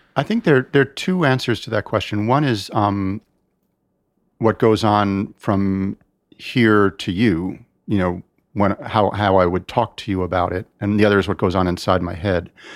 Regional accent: United States; I'm American. I am very much an American.

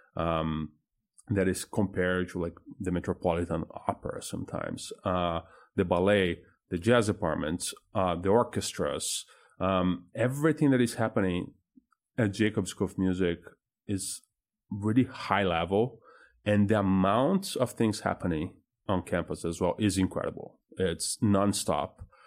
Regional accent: São Paulo, Brazil; now in Indianapolis, United States; I'm originally from Brazil. from, uh, São Paulo in there

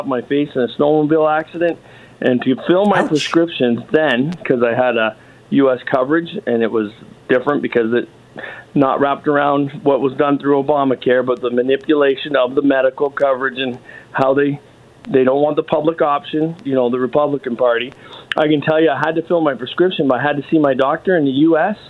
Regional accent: Detroit, Michigan, United States; now in Ontario, Canada; I was born in America, Detroit area

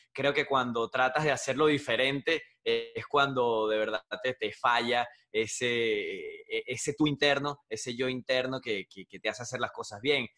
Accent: Venezuela; moved away as an adult; now in United States; licenciado en procesos gerenciales, se llama en Venezuela la carrera

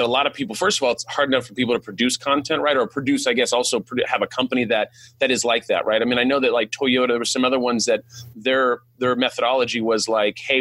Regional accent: California, United States; first language English; also born or lived in Sacramento, California; I'm like from California

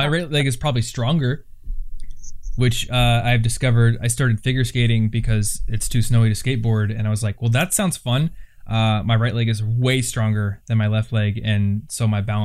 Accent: Iowa, United States; I'm from Iowa

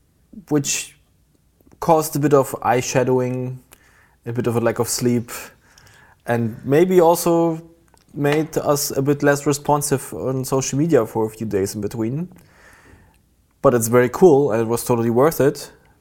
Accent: Berlin, Germany; And it also had a significance for my hometown, Berlin

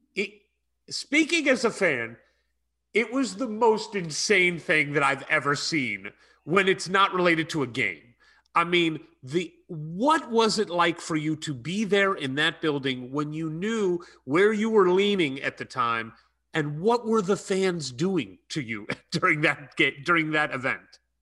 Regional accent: St. Louis, Missouri, United States; I grew up in Saint Louis, Missouri, very close to the Jewish Community Center in Saint Louis

